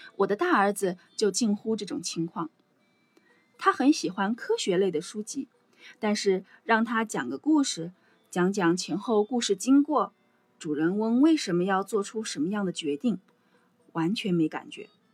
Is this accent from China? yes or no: yes; China; moved away as an adult; now in Singapore; 我想我们中国人都知道，在国内学的英语是哑巴英语。我自己是从中学才开始学英语的